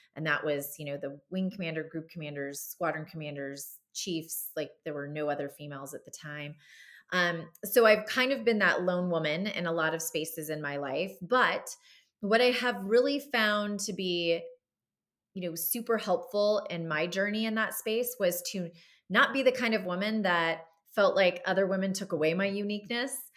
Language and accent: English; Southern California, United States; moved away as an adult; I grew up in Southern California